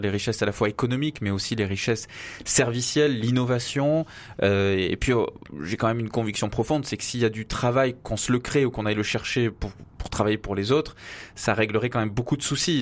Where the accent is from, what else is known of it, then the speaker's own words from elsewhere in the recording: Avignon, Provence-Alpes-Côte d'Azur, France; moved away as an adult; now in Paris, France; je suis né à Avignon